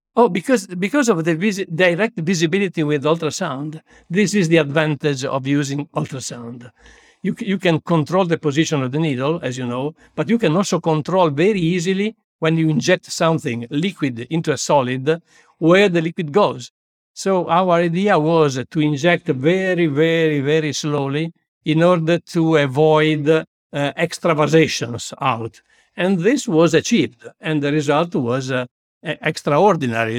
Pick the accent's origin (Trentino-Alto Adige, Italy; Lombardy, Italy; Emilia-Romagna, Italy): Lombardy, Italy; Busto Arsizio; also born or lived in Milan; I was born in Bustos, Sitio, a small town twenty-five kilometers far from Milan, near Malpensa Airport